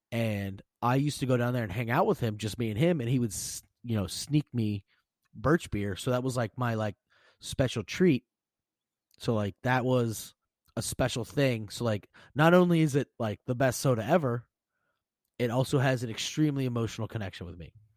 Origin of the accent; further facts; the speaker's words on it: Pennsylvania, United States; I'm obviously from Pennsylvania